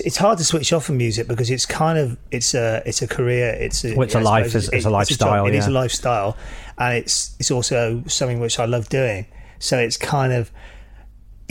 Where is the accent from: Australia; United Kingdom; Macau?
United Kingdom; Wales; when I was growing up in Wales